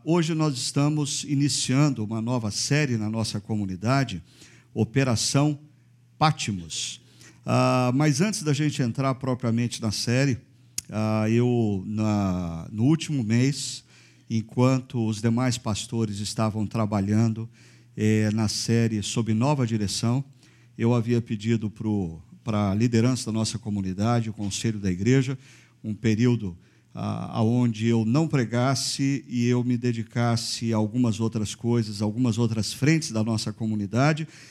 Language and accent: Portuguese; Brazil; como brasileiros, cidadãos brasileiros